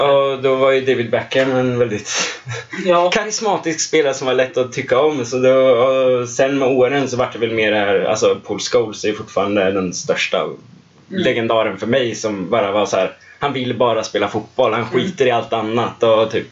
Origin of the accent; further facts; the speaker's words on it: Linköping, Östergötland, Sweden; moved away as an adult; född och uppvuxen i Linköping och har bott här nu sedan 2014 när jag började plugga här.